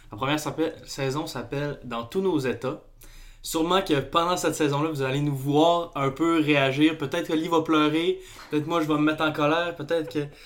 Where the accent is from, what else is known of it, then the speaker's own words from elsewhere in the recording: Saguenay, Quebec, Canada; moved away as an adult; now in Montreal, Canada; moi, on arrive du Saguenay. On est... Moi, je suis originaire de Montréal. Je suis né à Montréal. Mais j'ai tout vécu mon enfance au Saguenay.